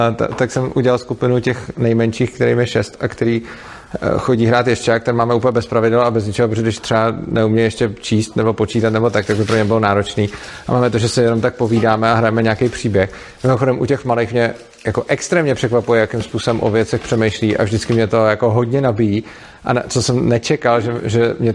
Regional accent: Prague, Czechia; Nicméně, jak jsem z Prahy a, a když jsem teda v Brně, tak přespávám právě v věžku

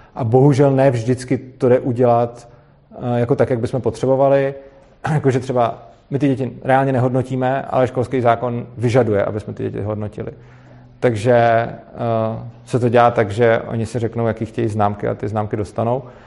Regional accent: Prague, Czechia; já jsem z Prahy, ale učím v Brně

